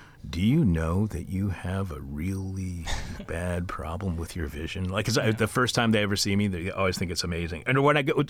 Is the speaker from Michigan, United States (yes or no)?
yes; Detroit, Michigan, United States; my hometown of Detroit